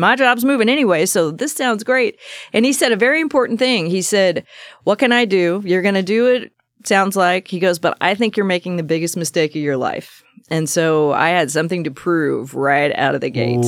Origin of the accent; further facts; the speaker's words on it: Salem, Oregon, United States; I was born right in Salem, Oregon, um, just East Salem kind of country